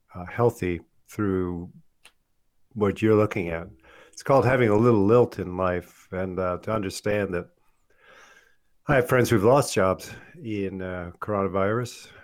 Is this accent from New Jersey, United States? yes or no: no; Michigan, United States; when I was a kid growing up in Michigan